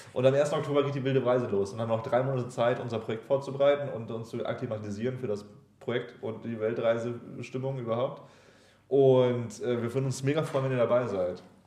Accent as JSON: {"language": "German", "country": "Germany"}